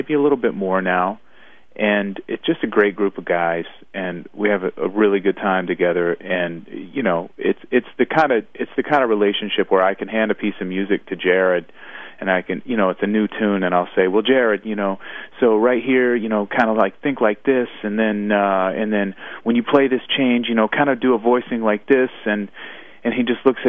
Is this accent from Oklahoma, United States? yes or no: yes; Oklahoma, United States; also born or lived in Alabama / Baltimore; somebody who grew up in Oklahoma, but I was born in Alabama